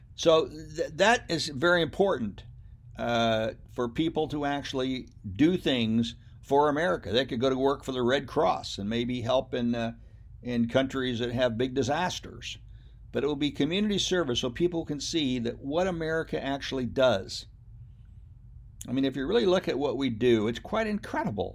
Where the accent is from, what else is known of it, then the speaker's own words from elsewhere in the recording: United States; I am an American. My parents were born I believe, in Germany or Scotland or England, but I'm still an American.